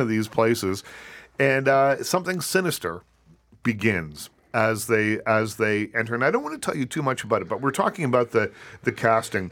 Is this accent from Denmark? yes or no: no; Nova Scotia, Canada; Growing up on the East Coast of Canada